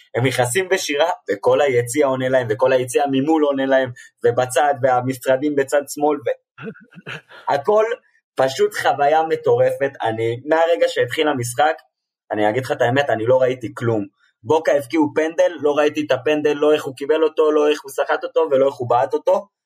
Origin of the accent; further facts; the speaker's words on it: Israel; אני מישראל